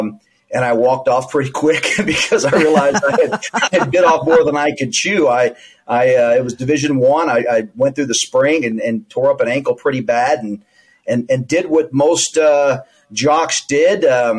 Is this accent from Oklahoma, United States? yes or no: no; Houston, Texas, United States; moved away as an adult; also born or lived in New Orleans, Louisiana / Arizona; You know, I'm from New Orleans, Louisiana. I'm the youngest of five children. My parents moved us to Houston, Texas in the early 70s. I was a small child and grew up in Houston, very diverse, a huge city.